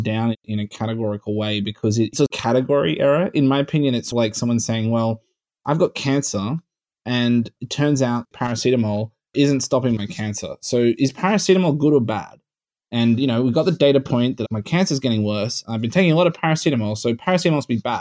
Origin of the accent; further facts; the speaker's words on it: Australia; now in United States; I come from Australia.